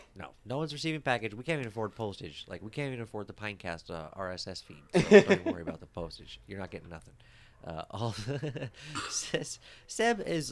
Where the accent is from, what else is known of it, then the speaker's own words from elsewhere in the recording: Ireland; like you, I am also Irish.